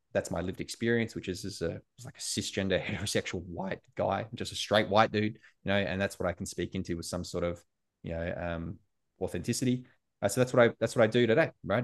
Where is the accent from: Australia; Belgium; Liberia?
Australia; also born or lived in United States; as an Australian in America